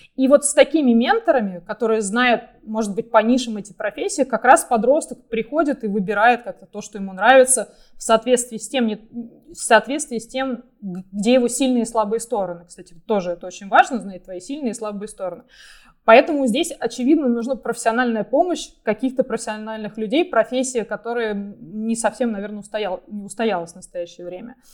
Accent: Russia; moved away as an adult; also born or lived in United States; мы все родились в России и развивались в России

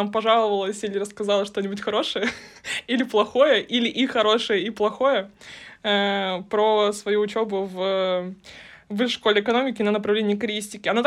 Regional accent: Ufa, Bashkortostan, Russia; Я из Уфы.

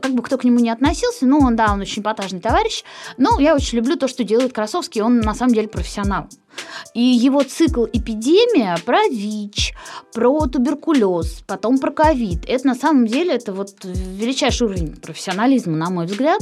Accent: Kirsanov, Tambov Oblast, Russia; moved away as an adult; now in Moscow, Russia; я из Кирсанова вообще сама

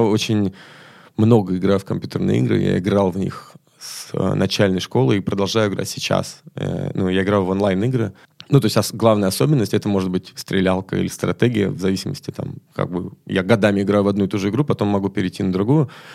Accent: Moscow, Russia; я из Москвы

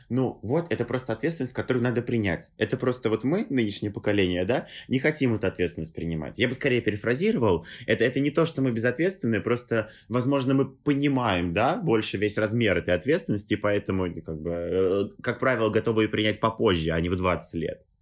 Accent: Tolyatti, Samara Oblast, Russia; now in Moscow, Russia; мои отец и мать, они как бы родились и выросли в Тольятти, они э, жили там всю жизнь, и родители их были там. А я вот такой, да, переехал в Москву

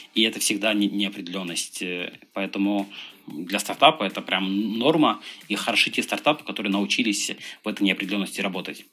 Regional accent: Dagestan, Russia; moved away; Я родом из Дагестана

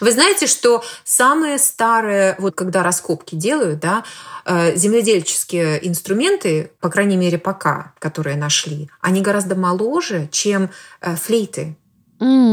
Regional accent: Belarus; moved away as an adult; я родом из Беларуси, и уехала я оттуда больше 20 лет назад

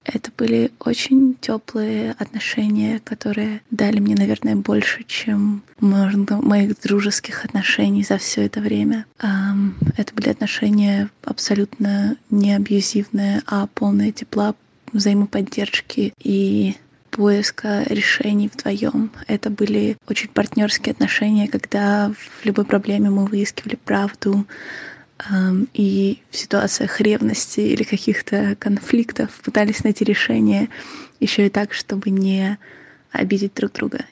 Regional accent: Ukraine; я из Украины

